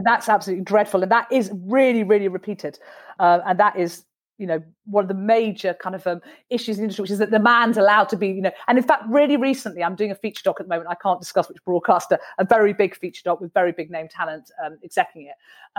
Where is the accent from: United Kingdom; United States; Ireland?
United Kingdom; It's because we're very British and it's quite difficult to kind of say, you know what, I think that's really outrageous and sexist.